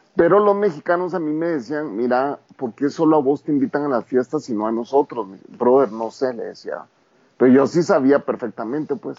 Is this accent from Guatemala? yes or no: yes; Guatemala; also born or lived in New York; crecimos dentro de comunidades indígenas